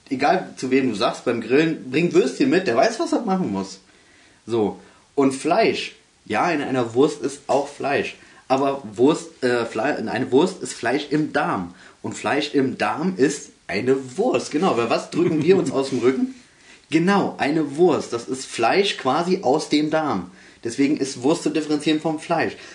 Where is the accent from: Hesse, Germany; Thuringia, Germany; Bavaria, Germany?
Hesse, Germany; North; ich komme aus Nordhessen.